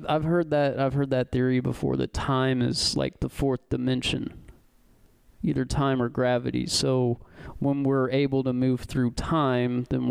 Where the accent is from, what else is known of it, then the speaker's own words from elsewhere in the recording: O'Fallon, Illinois, United States; also born or lived in Champaign, Illinois; I went to school at O'Fallon Township High School.